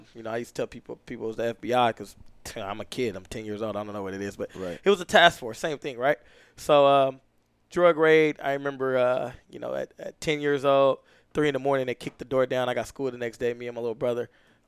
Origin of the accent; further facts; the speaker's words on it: California, United States; So, single parent home, you know, me and my brothers, my mom and my grandma, and my uncle, and I, all in one house.